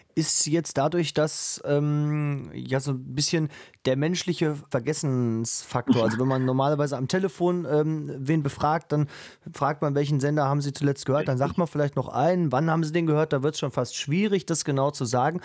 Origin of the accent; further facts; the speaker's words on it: Germany; bei uns in Deutschland